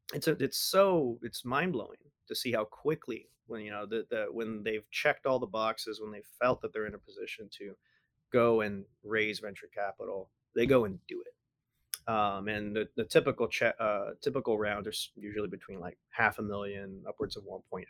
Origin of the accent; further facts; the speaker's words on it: San Antonio, Texas, United States; I was born in San Antonio